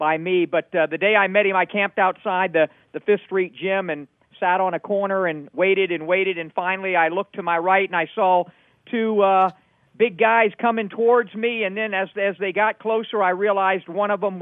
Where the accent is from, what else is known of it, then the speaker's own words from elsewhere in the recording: Miami, Florida, United States; when I was a little boy growing up in Miami